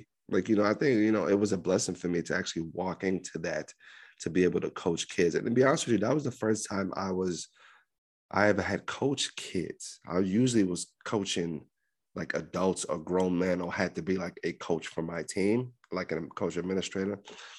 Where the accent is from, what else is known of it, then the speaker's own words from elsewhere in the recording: Libya; moved away; my first, like, 2 or 3 years after I came from Libya, it was very hard.